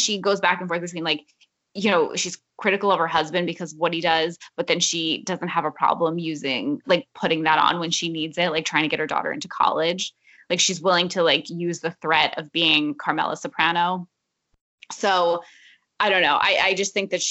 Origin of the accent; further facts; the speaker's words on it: New Jersey, United States; we are from New Jersey